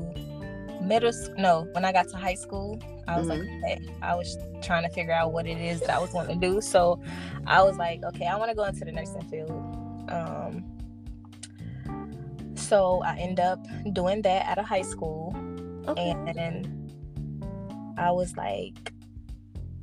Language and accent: English; North Carolina, United States; I am from North Carolina